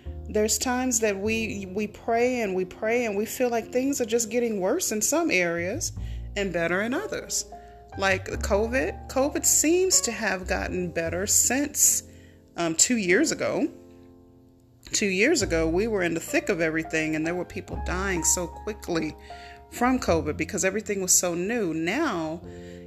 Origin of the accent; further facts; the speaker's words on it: California, United States; also born or lived in Tulsa, Oklahoma; in California, in my home state, and one of the cities I used to live in, Tulsa, Oklahoma